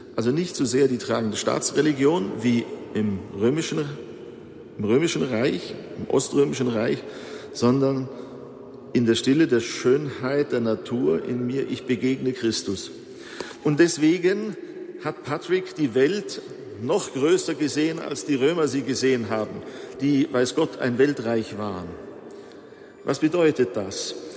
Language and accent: German; Bavaria, Germany; hier bei uns in Bayern